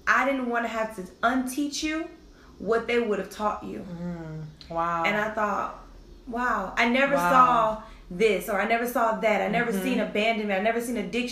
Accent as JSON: {"language": "English", "town": "Detroit", "region": "Michigan", "country": "United States", "tie": "born or raised there", "said": "That was the culture growing up in Detroit at that time."}